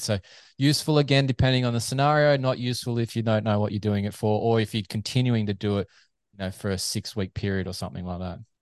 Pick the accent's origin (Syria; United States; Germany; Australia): Australia; As a Aussie fan